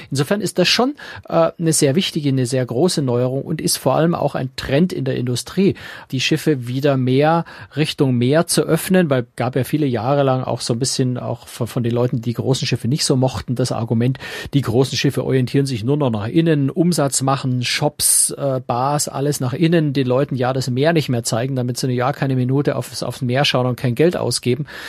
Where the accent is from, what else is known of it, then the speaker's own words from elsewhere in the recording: Bavaria, Germany; als Bayer